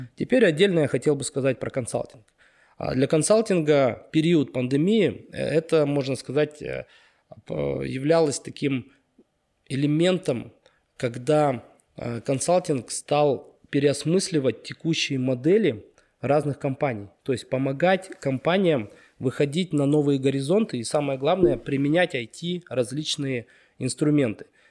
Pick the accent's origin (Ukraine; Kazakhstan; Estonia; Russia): Kazakhstan; Karaganda, Karaganda Region; moved away as an adult; also born or lived in Almaty, Kazakhstan; now in Astana, Kazakhstan; я родился, вырос в Караганде